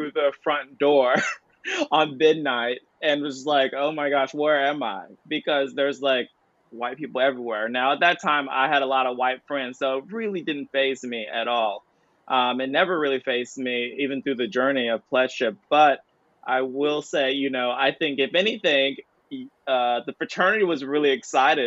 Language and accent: English; Greenville, South Carolina, United States; I'm from Greenville